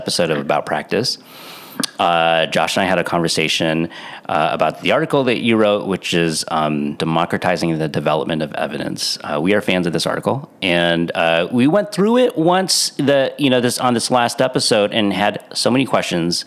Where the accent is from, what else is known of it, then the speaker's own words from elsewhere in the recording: San Diego, California, United States; I'm from San Diego. We don't have snow